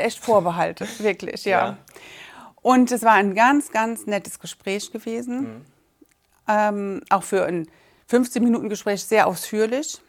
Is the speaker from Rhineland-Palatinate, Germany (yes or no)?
yes; Braubach, Rhineland-Palatinate, Germany; wir kommen aus Braubach